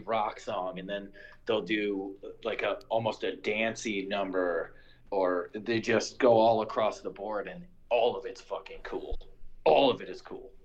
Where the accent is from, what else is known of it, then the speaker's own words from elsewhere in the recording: Chicago, Illinois, United States; moved away as an adult; now in Costa Rica; I was born and raised in Chicago